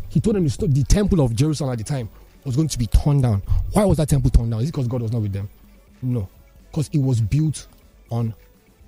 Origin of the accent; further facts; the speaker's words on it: Nigeria; a Nigerian man growing up in, you know, in this country in the last 30 plus years